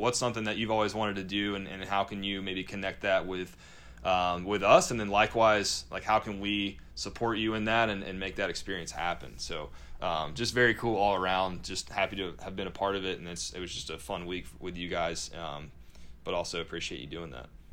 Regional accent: North Carolina, United States; I'm from North Carolina.

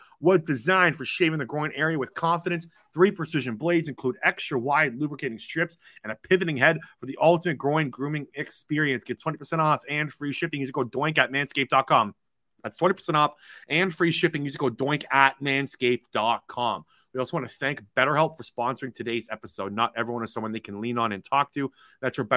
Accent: Toronto area, Ontario, Canada; So I'm from Toronto. I'm just 45 minutes from the Toronto area

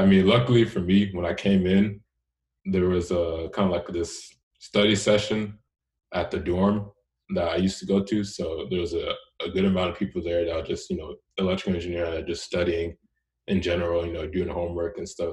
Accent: Houston, Texas, United States; also born or lived in Richmond, Texas; I grew up in Houston, and so up until tenth grade, I went, I went to school there

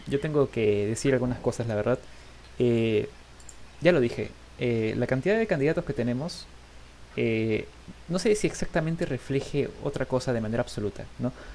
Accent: Peru; vamos a seguir aquí siendo peruanos igual

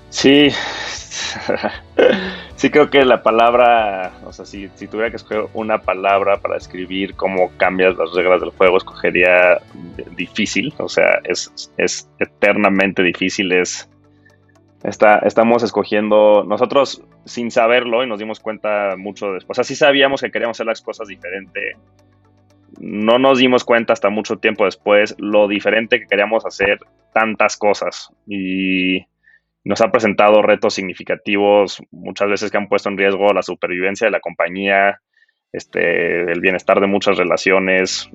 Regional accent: Mexico; also born or lived in United States; como crecí en México y, soy mexicano

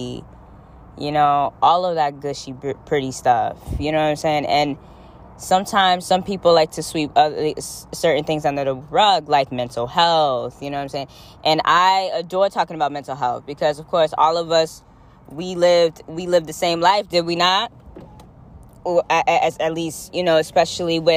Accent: Florida, United States; now in New England, United States; I was born in Florida

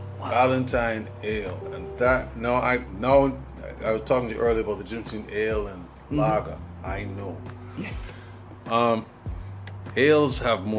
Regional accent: Jamaica; born or raised there; moved away

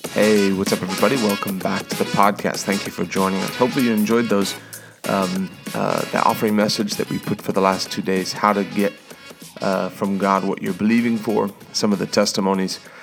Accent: South Africa; now in United States; I was born in South Africa. I became an American.

